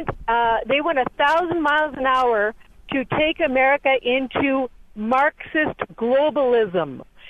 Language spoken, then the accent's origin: English; Southern California, United States; I'm a Californian. I have lived in Southern California.